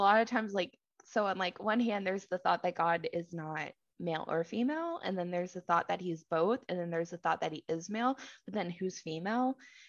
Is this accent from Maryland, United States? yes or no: no; Texas, United States; where I grew up in Southeast Texas is that we have tons of oleander plants.